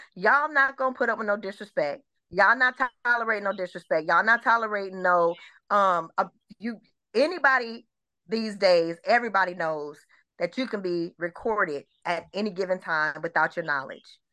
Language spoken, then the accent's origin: English; Detroit, Michigan, United States; also born or lived in Atlanta metro area, Georgia; now in Atlanta, United States; I'm originally from Michigan. I'm originally from Detroit